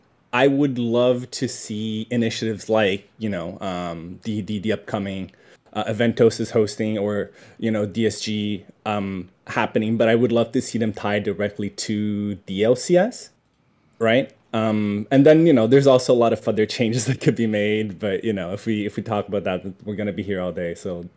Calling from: Tokyo, Japan; I'm calling from Tokyo.

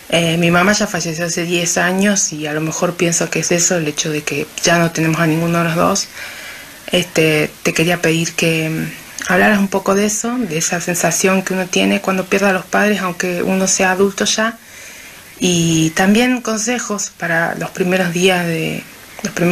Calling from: La Falda, Córdoba, Argentina; Claudia, soy … de la Falda, Córdoba.

